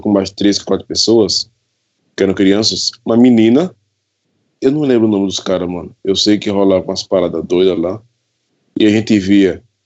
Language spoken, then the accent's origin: Portuguese; Pesqueira, Pernambuco, Brazil; Eu sou natural da, eu sou natural da cidade de Pesqueira, Pernambuco